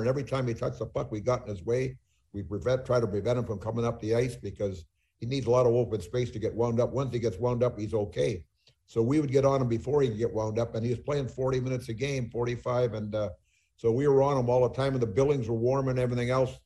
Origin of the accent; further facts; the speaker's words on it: Smithers, British Columbia, Canada; moved away; my hometown in Smithers, British Columbia